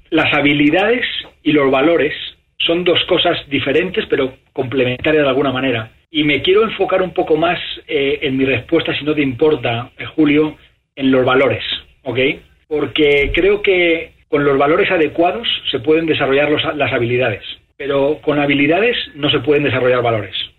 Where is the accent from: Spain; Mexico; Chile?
Spain; moved away as an adult; now in United States; mi país natal, España